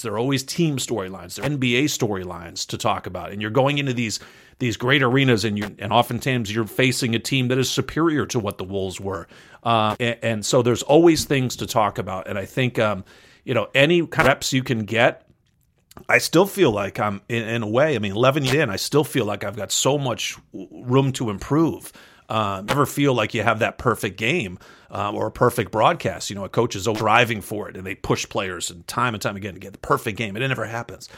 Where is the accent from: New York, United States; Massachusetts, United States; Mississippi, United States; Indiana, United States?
Massachusetts, United States; Western; moved away as an adult; also born or lived in Southern California / Vermont; I grew up in Western Massachusetts